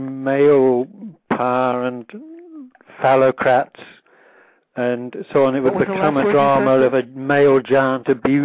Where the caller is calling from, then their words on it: Cambridge, East of England, United Kingdom; I'm calling from Cambridge, England.